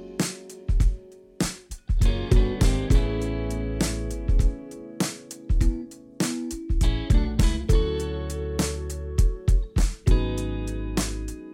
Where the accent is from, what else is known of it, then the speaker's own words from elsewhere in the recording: Ireland; as an Irish man